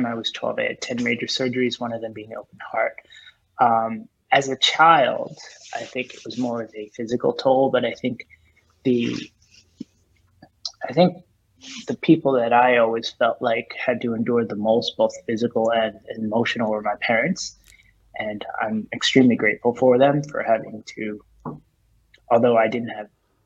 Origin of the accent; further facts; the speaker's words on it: Northeast, United States; also born or lived in New Jersey, United States; now in New York City, United States; I was born and raised in New York City. I grew up in New Jersey. I spent most of my time on the Northeast, New Jersey and New York City. I've lived in New York now for, gosh, I think 20 years. So I think it's safe to say I'm a New Yorker.